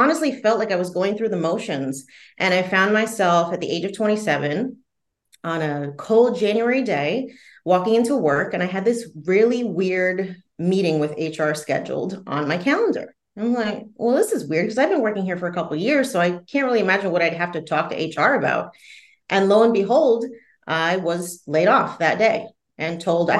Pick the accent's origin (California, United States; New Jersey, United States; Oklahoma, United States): New Jersey, United States; I grew up in the Northeast, so New Jersey specifically